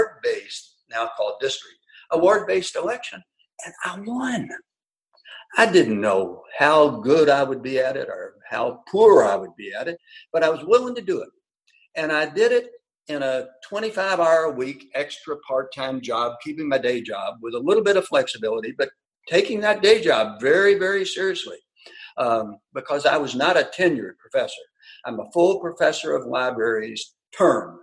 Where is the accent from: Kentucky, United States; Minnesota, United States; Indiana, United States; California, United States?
Kentucky, United States; Louisville; also born or lived in Daviess County, Kentucky; I was raised until I was 13 in what's now predominantly African-American West Louisville